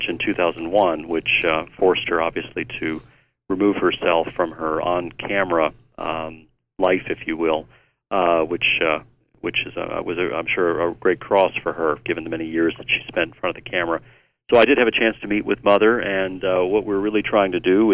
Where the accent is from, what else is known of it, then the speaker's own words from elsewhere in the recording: United States; also born or lived in New York / Maryland / Chicago / Hawaii; now in Irondale, United States; I was born in New York, raised in Virginia and Maryland, also spent some time in Chicago